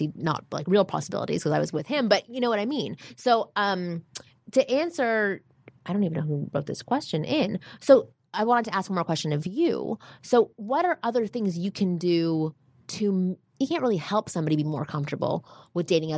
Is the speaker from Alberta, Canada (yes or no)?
no; Toronto, Ontario, Canada; moved away; In my mind, I came from Toronto. I only really hung out with Jews.